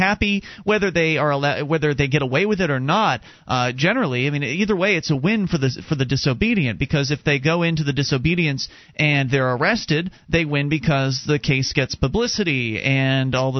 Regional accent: Sarasota, Florida, United States; when I was growing up in Sarasota, Florida

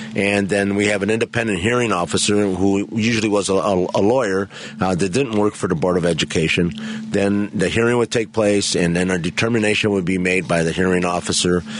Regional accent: Chicago, Illinois, United States; I grew up in the Pilsen Bridgeport neighborhood

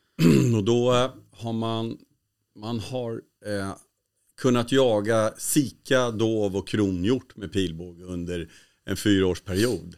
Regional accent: Sweden; som svensk

